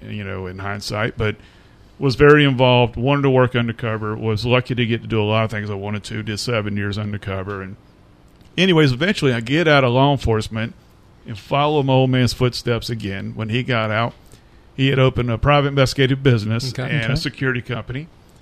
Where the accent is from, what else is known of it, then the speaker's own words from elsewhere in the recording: Fayetteville, North Carolina, United States; also born or lived in Germany; And we came back when I was, I don't know, man, knee-high to a grasshopper. Yeah. And we lived here in Fayetteville.